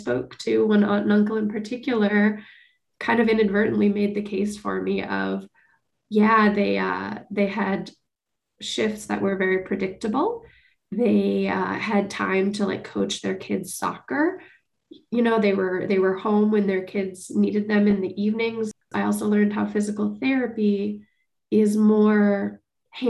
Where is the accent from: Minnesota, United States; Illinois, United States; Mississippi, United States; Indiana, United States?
Minnesota, United States; Bloomington; I grew up in Bloomington